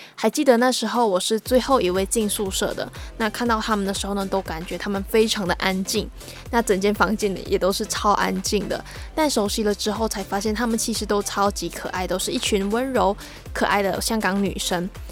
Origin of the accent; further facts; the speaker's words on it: Malaysia; moved away as an adult; now in Taiwan; 和我同样来自马来西亚